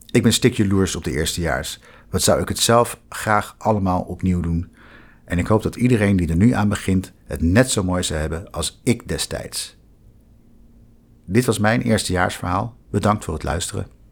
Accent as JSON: {"language": "Dutch", "town": "The Hague", "region": "South Holland", "country": "Netherlands", "tie": "born or raised there", "also_born_or_lived": "Utrecht", "moved": "as an adult", "said": "Ik ben geboren en getogen in Den Haag"}